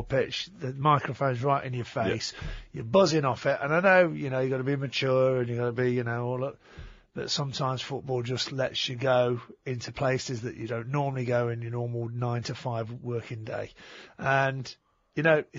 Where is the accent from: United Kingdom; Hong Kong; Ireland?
United Kingdom; England; now in Australia; growing up in England and living in Australia